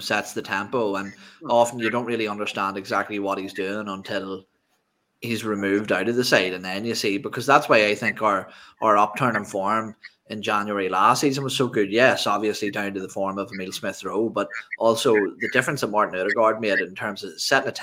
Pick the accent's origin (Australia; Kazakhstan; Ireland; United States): Ireland; I'm Irish